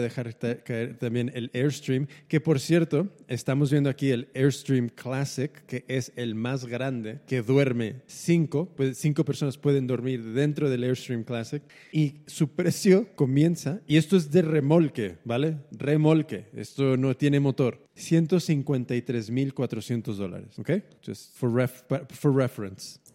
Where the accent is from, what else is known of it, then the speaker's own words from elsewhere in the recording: United States; como americano